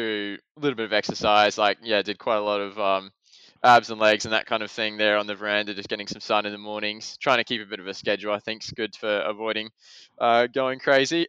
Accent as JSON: {"language": "English", "town": "Adelaide", "region": "South Australia", "country": "Australia", "tie": "born or raised there", "also_born_or_lived": "Oxford, United Kingdom", "said": "I was born and raised in Adelaide"}